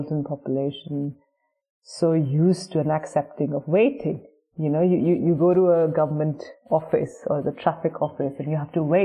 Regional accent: Delhi, India; moved away; also born or lived in Cape Town; I'm from Delhi, so I speak Hindi.

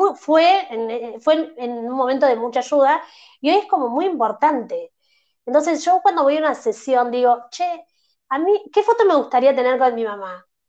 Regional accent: Argentina; no sos de Buenos Aires como me pasa a mí

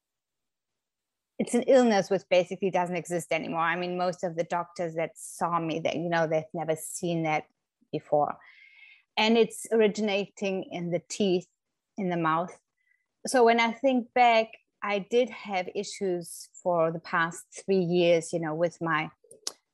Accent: Germany; moved away as an adult; now in Florida, United States; I'm originally from Germany, but have been living in the States for nearly 10 years now with my family in Florida.

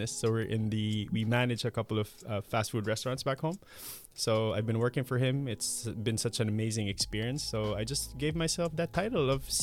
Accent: Philippines; moved away as an adult; now in Malmö, Sweden; from the Philippines, and I'm here in Malmo University studying my master's in leadership for sustainability.

